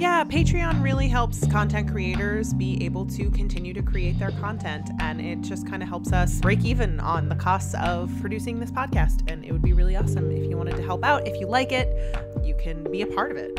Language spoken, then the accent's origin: English; near Galveston, Texas, United States; I was born in Texas uh-huh. not far from Galveston